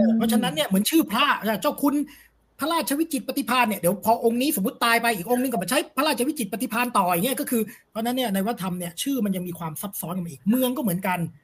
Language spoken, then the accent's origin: Thai; Bangkok, Thailand; ใน ฐานะ บ้าน อยู่ บางกอก น้อย นี่ต้อง ถือ ตัวเอง เป็น คน บางกอก น้อย